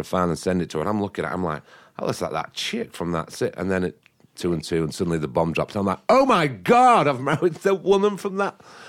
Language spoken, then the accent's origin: English; northern England, United Kingdom; born or raised there; moved away